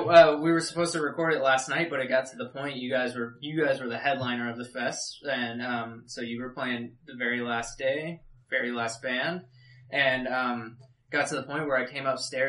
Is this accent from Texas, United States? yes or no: yes; Texas, United States; We are from Texas